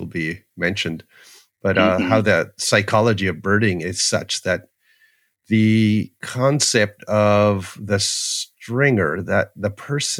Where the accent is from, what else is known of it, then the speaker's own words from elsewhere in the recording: Toronto, Ontario, Canada; growing up in Toronto